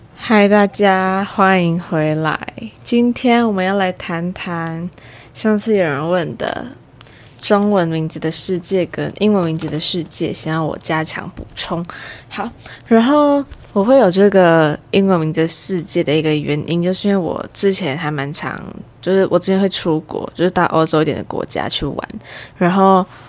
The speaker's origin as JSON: {"language": "Chinese", "country": "Taiwan", "tie": "born or raised there", "said": "但是我毕竟是在台湾环境下长大的"}